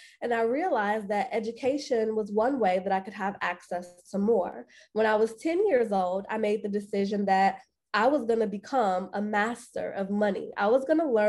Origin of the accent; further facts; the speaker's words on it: Chicago, Illinois, United States; I am born and raised on the south side of Chicago